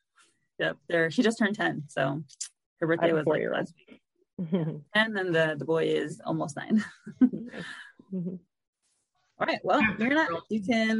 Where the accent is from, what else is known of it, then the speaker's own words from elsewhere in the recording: New York City, New York, United States; I grew up in Brooklyn